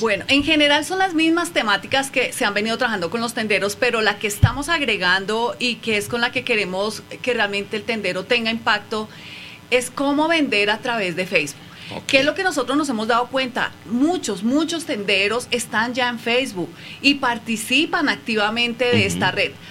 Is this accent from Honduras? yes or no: no; Colombia; moved away as an adult; now in Mexico; soy colombiana, radicada acá en México hace tres años y medio